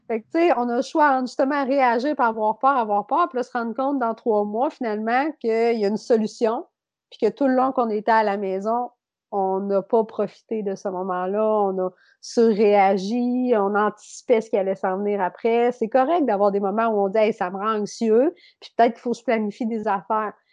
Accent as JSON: {"language": "French", "area": "Beauce", "region": "Quebec", "country": "Canada", "also_born_or_lived": "Saint-Georges", "said": "je viens de la Beauce"}